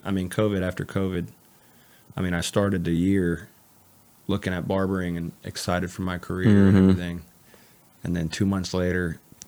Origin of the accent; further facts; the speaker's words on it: Canton, United States; I grew up in Canton.